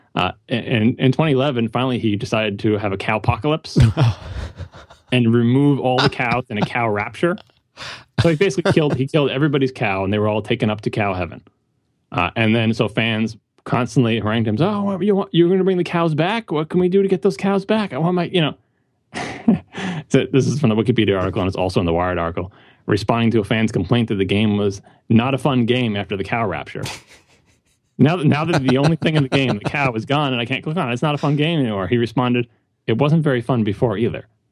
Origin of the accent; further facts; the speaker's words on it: New York City, New York, United States; I'm I'm a New Yorker